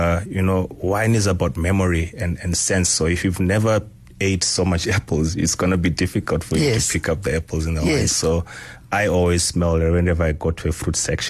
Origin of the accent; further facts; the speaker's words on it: Zimbabwe; moved away; I grew up in Zimbabwe, going to the rural family home where you used to pick fruits in the wild